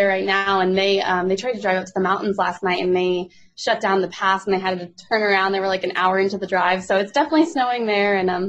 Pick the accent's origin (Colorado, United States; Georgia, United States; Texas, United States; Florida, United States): Colorado, United States; moved away as an adult; now in Nashville, United States; I'm originally from Colorado, and this year in July, I moved to Nashville, Tennessee full time.